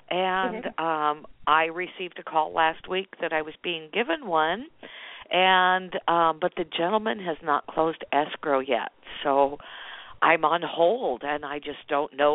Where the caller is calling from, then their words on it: Chico, California, United States; I'm calling from Chico, California.